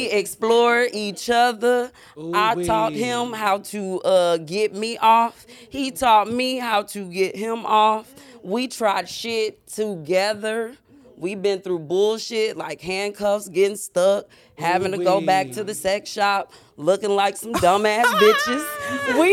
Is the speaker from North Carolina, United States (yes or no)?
yes; North Carolina, United States; I'm from North Carolina.